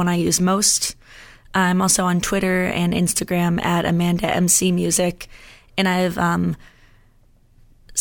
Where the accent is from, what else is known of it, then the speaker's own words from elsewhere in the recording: Londonderry, New Hampshire, United States; also born or lived in Hampton, New Hampshire; I grew up in Londonderry, which is right next to Manchester